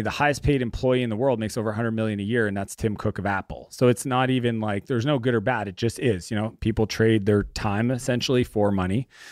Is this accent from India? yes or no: no; Canada; our area that we grew up in in Canada